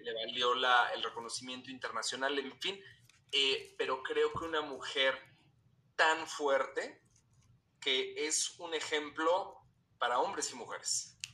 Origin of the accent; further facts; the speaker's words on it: Mexico; así somos los mexicanos